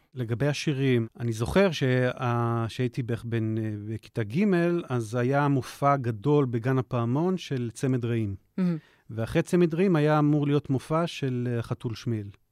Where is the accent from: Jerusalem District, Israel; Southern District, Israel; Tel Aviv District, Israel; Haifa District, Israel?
Jerusalem District, Israel; Jerusalem; בירושלים. הילדות הייתה רובה בארמון הנציב, אחר כך uh, בית הכרם